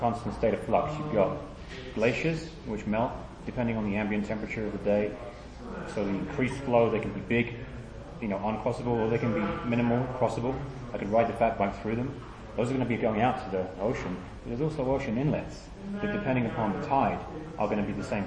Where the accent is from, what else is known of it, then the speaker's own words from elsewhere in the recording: England, United Kingdom; moved away; having grown up in England